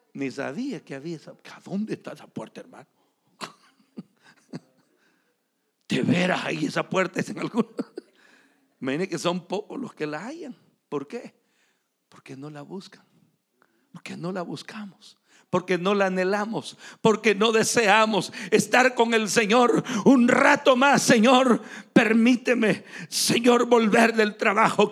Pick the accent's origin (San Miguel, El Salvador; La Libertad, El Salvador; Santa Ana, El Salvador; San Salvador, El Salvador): San Miguel, El Salvador; moved away; also born or lived in Morazán, El Salvador / Atlanta, Georgia, United States; yo crecí en San Miguel. Pero yo no nací ahí.